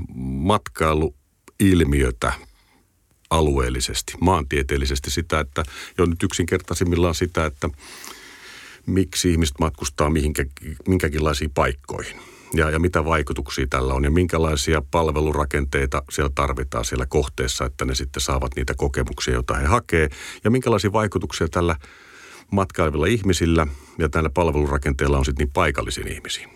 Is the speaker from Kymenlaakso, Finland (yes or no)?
yes; Kotka, Kymenlaakso, Finland; mä oon Kotkasta kotosi ja tuota, siinä, siinä aika paljon Kymijoen rantaa, rantaa sai kouluun kävellä